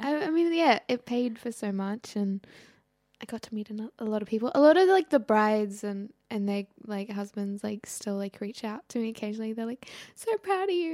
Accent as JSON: {"language": "English", "region": "Groningen", "country": "Netherlands", "tie": "born or raised there", "also_born_or_lived": "Syria", "said": "I was born in Groningen"}